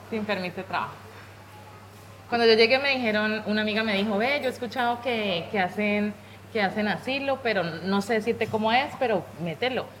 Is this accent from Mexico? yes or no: no; Pradera, Valle del Cauca, Colombia; moved away as an adult; also born or lived in Cali / Madrid; now in Spain; Vivía en Pradera soy de Pradera Valle. Un saludo para los pradereños